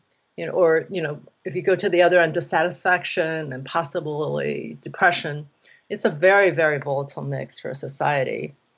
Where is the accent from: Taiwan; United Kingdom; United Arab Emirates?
Taiwan; You know, growing up, we saw a lot of, like, soap opera. I grew up in Taiwan.